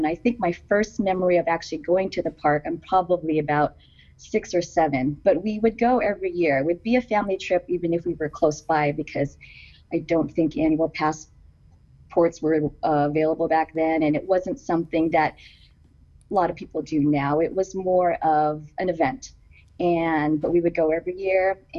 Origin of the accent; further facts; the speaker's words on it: Southern California, United States; also born or lived in Philippines; And I wasn't born here. I was born in the Philippines, but my parents immigrated while I was really young to Southern California. And so I would say pretty much I was raised in Southern California and raised in Disneyland.